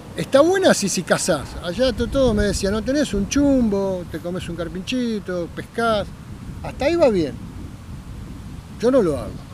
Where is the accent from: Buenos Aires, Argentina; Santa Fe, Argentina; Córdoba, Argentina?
Buenos Aires, Argentina; tengo 60 años, nací en Capital